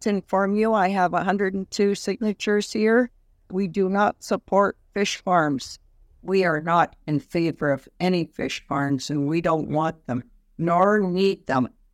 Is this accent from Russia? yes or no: no; Cape Mudge Reserve, British Columbia, Canada; I'm an elder from the Cape Mudge Reserve, which is the Wewakai Band